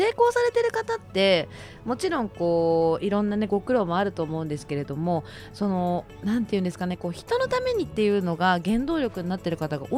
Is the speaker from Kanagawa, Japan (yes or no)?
no; Shizuoka, Japan; 私、最初にお伝えしたんですけど静岡県の出身なのでやっぱりこう東京に比べると飲食ってやっぱり全然ないので